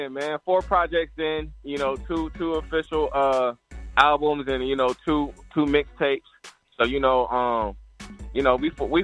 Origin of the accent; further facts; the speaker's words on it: Fort Walton Beach, Florida, United States; also born or lived in Virginia; I'm from Panhandle, Florida, man. Fort Walton Beach, you know, Panama City, Pensacola, that whole 850. I'm repping all that. You know, I grew up in Bethlehem, VA.